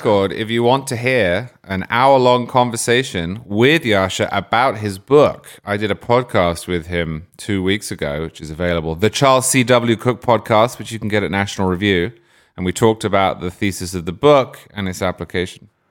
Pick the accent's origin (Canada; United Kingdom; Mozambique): United Kingdom; England; now in United States; growing up in England, where it's not like that at all.